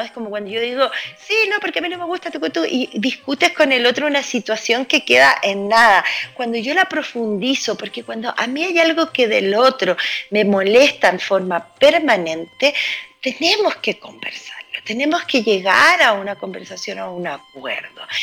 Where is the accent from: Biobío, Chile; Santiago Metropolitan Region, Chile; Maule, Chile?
Santiago Metropolitan Region, Chile; Santiago; como santiaguino